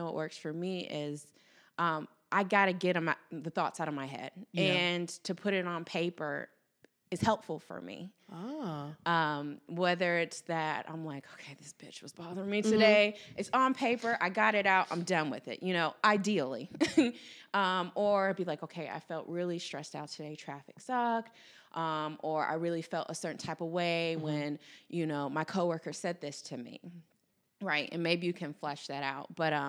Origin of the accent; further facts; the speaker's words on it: the South, United States; Like, we were raised in the South, like, you hold open the door for someone behind